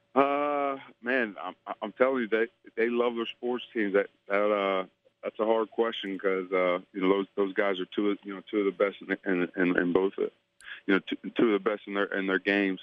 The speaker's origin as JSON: {"language": "English", "town": "Tampa", "region": "Florida", "country": "United States", "tie": "born or raised there", "said": "I grew up in Tampa, in Tampa, Florida."}